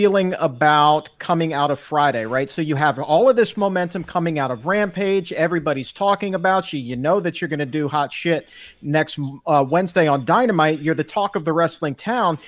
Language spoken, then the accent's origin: English; Ireland; I'm Irish